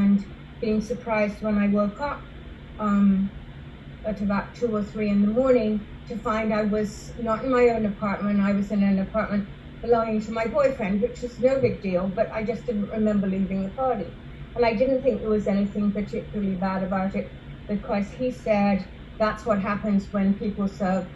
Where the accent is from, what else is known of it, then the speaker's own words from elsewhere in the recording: England, United Kingdom; moved away; also born or lived in London; I grew up in England